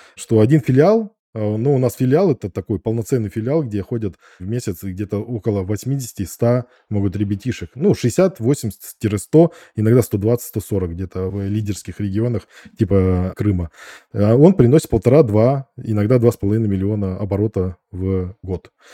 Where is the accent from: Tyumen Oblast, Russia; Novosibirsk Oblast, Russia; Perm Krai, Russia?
Novosibirsk Oblast, Russia; Novosibirsk; я из Академгородка Новосибирска